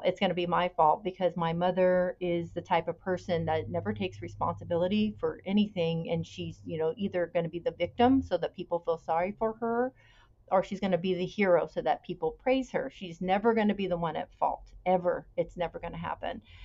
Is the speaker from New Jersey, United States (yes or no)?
no; Bay Area, California, United States; I was born in 1967 in California. I still live in California. I grew up in the Bay Area